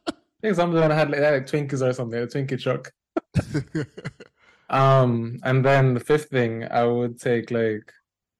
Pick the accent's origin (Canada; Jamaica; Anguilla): Jamaica; now in New York, United States; I'm a Jamaican born and raised game developer, currently living in New York.